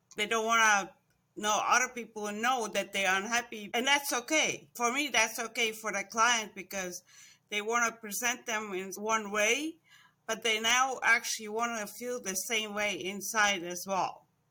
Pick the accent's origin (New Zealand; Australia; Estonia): Estonia; moved away as an adult; also born or lived in Florida; now in United States; I was born in Estonia, Actually, it was born when it was still under Russia. So I was about ten years old when th, we separated from Russia again